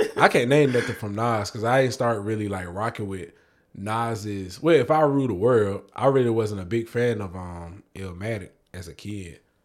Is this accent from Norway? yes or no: no; New York, United States; I was born in New York, and, like, we had the greatest fucking radio station in the States, Hot ninety-seven